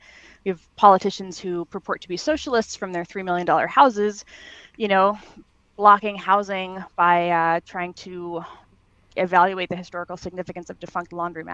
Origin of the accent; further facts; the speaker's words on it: New York, United States; moved away as an adult; also born or lived in Yonkers / Brooklyn / Manhattan; now in San Francisco, United States; I grew up in New York